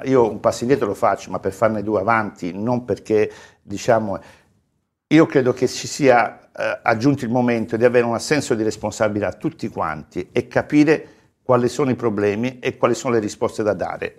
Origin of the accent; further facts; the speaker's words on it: Calabria, Italy; now in Florence, Italy; io sono nato in Calabria, vivo a Firenze da una vita, ormai mi sento è la mia città